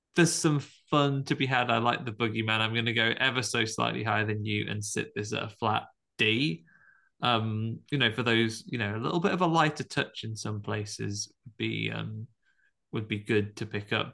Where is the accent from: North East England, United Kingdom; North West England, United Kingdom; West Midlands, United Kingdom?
West Midlands, United Kingdom; Tamworth; growing up in Tamworth